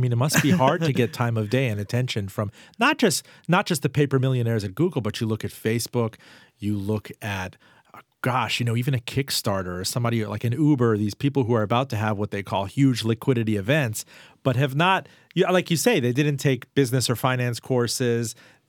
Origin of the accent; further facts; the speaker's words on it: Miami, Florida, United States; I mean, I was raised in Miami. I wouldn't invest in anything there.